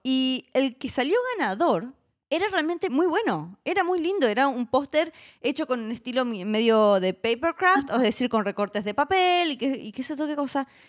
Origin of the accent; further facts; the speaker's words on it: Mendoza, Argentina; yo soy mendocina, Mendoza en Argentina es la octava capital del vino del mundo